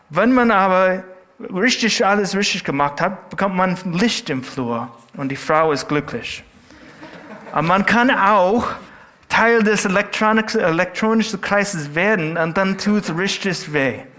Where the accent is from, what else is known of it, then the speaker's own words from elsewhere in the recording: California, United States; In Südkalifornien, wo ich herkomme, gibt es Leute, die behaupten, Surfer zu sein.